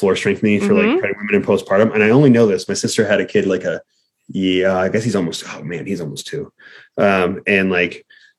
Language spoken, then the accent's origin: English; Midwest, United States; I grew up in the Midwest.